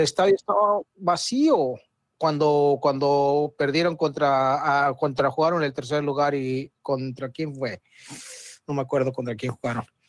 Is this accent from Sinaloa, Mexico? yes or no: no; Mexico City, Mexico; accent: chilango; A nosotros, los que somos de la capital